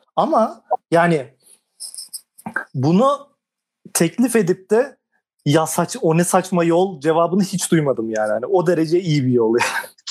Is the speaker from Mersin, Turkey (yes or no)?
no; Ankara, Turkey; üniversite için şehir değiştirmediğimden mi ama Ankara